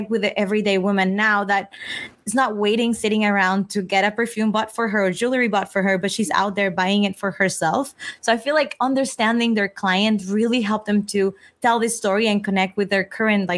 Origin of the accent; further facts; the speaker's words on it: Mexico; moved away; also born or lived in Italy; I grew up in Mexico.